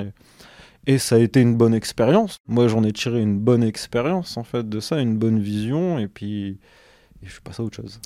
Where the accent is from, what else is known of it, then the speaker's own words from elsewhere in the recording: Douai, Hauts-de-France, France; also born or lived in Lens / Valenciennes / Lille metropolitan area; now in Lille, France; je suis originaire euh, de Lens. J'ai grandi à Douai, entre Douai et Lens